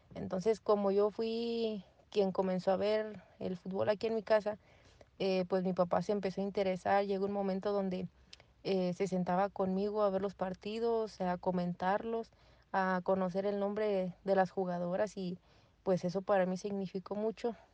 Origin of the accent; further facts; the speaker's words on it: Guanajuato, Mexico; soy de Guanajuato